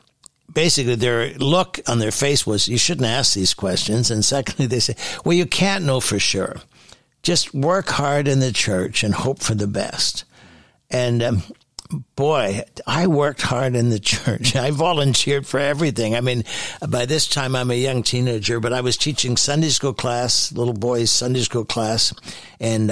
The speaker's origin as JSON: {"language": "English", "area": "Hamilton", "region": "Ontario", "country": "Canada", "tie": "born or raised there", "lives_now": "Ottawa, Canada", "said": "I was born in Hamilton, Ontario, and then our family moved out in the country."}